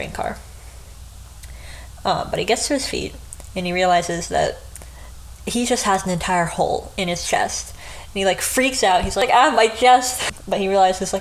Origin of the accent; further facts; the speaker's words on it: United States; I'm American